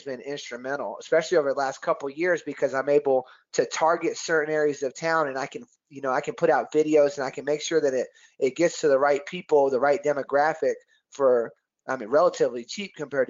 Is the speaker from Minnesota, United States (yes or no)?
no; Oklahoma, United States; also born or lived in California / England / Texas / South Carolina; now in Tucson, United States; I was born in California. Then we moved to England. Then we moved to Texas. Then we moved to South Carolina. Then we moved to Oklahoma, where I went to high school.